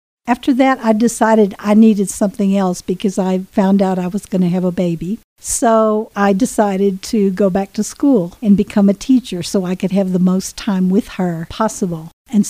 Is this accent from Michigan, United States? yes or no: no; Anahuac, Texas, United States; moved away as an adult; also born or lived in Nacogdoches, Texas; now in Del Norte, United States; I was born in Anahuac, Texas, which is in the Golden Triangle. I was born a twin.